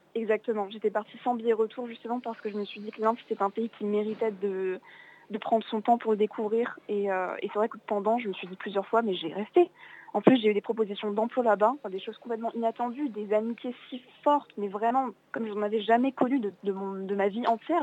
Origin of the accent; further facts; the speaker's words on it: Alsace, Grand Est, France; moved away; je viens, d'Alsace à la base